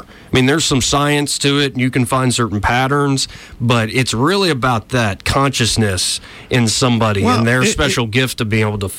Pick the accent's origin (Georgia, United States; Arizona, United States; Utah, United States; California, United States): California, United States; all the neighborhoods I grew up in Southern California